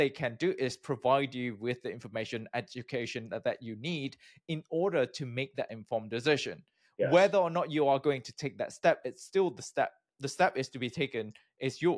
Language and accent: English; Malaysia; moved away; also born or lived in United Kingdom; I'm from Malaysia.